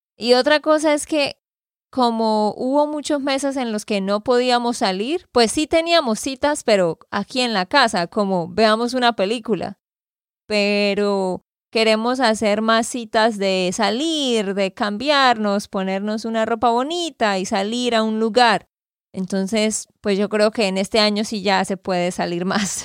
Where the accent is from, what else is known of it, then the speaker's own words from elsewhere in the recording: Santander, Colombia; de Santander, Colombia